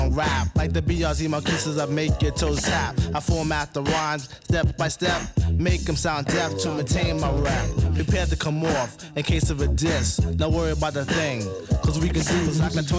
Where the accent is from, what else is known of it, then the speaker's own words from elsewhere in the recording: Detroit, Michigan, United States; The Detroit Lions, again, found a way to lose. My hometown team